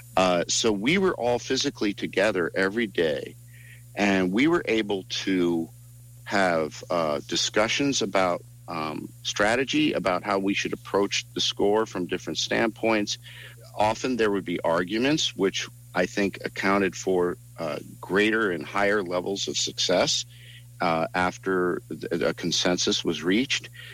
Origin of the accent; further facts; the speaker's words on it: East Coast, United States; moved away; I'm from the East Coast. I'm all three of us are from the East Coast.